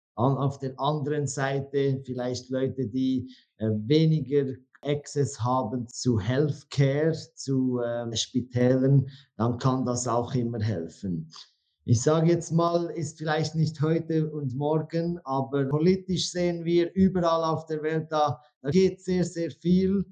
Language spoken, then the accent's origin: German; Switzerland; accent: Swiss; moved away as an adult; now in Dubai, United Arab Emirates; Eigentlich ursprünglich bin ich aus, aus der Schweiz. Ich glaube, ihr könnt das auch hören und bitte verzeiht mir, wenn mein Hochdeutsch nicht immer das Beste ist